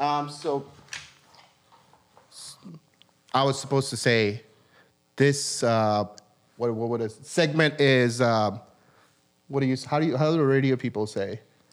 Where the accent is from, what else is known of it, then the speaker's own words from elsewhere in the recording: California, United States; They do? Okay. Maybe it's because I'm from California.